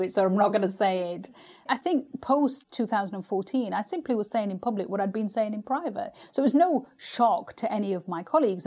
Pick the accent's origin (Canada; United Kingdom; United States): United Kingdom; as a British Asian